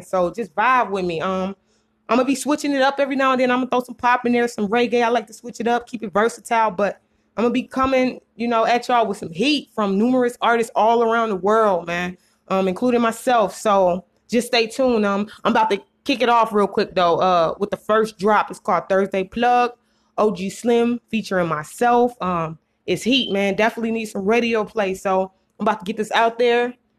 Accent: Minneapolis, Minnesota, United States; also born or lived in Indiana; coming to y'all straight out of Minneapolis, Minnesota. I was born in Indiana, raised here in the app.

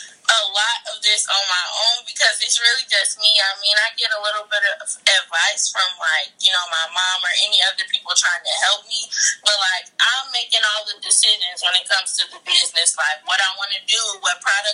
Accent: Chicago, Illinois, United States; I'm from Chicago

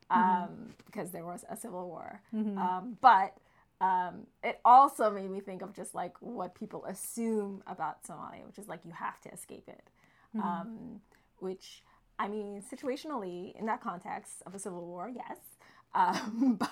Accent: Montreal, Quebec, Canada; moved away as an adult; now in Toronto, Canada; I grew up in Montreal mm-hmm. and I lived there till my late 20s.

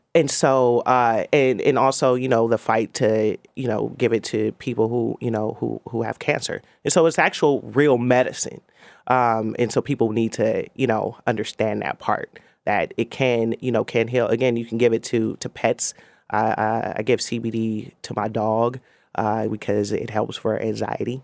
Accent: Oakland, California, United States; I'm an Oakland native

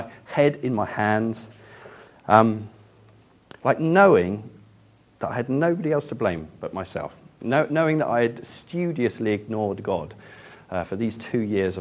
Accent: Ashburnham, South East England, United Kingdom; moved away; Growing up in Ashburnham, though, was a massive privilege

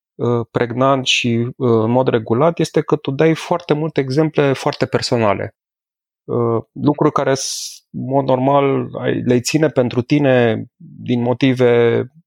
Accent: Brașov, Brașov County, Romania; la Brașov, de unde sunt eu

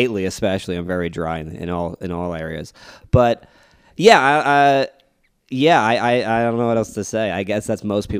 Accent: East Coast, United States; moved away; I come from the East Coast, where it's a very ball-busting kind of, like, area

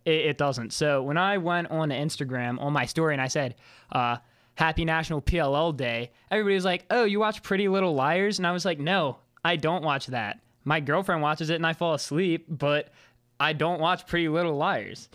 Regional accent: Maryland, United States; I'm from Maryland

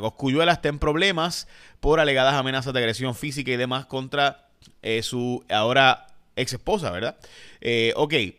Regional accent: Puerto Rico; also born or lived in Chicago, Illinois, United States; nací en Chicago, Illinois. Eh, pero me crié en Puerto Rico totalmente, por si acaso. Así que al año, antes de poder hablar inglés, ya me he mudado aquí

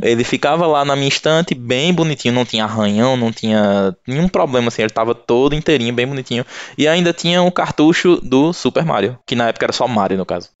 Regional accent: Recife, Pernambuco, Brazil; now in Campina Grande, Brazil; Eu falo para vocês aqui de Campina Grande, no interior da Paraíba mas eu sou pernambucano de nascença, sou lá de Recife

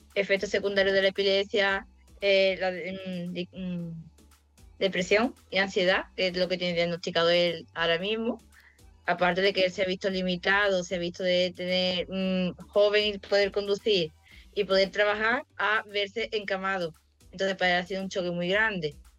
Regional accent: Olvera, Andalusia, Spain; moved away as an adult; now in Estepona, Spain; soy de Estepona, bueno, vivo en Estepona, soy de Olvera, de un pueblecillo de Cádiz.

